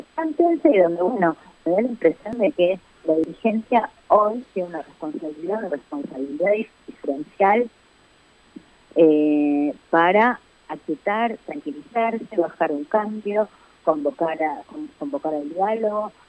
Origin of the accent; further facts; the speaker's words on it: Argentina; somos, los argentinos